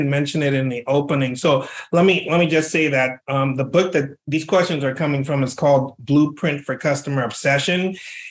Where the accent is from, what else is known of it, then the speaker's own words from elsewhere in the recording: Liberia; moved away as an adult; now in United States; I was born and raised in another country in West Africa. I was born and raised in Liberia.